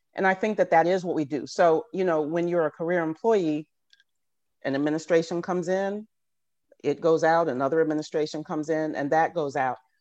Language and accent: English; Richmond, Virginia, United States; moved away as an adult; also born or lived in Philadelphia; now in Washington, D.C., United States; I was from Richmond at the time, went back home to Richmond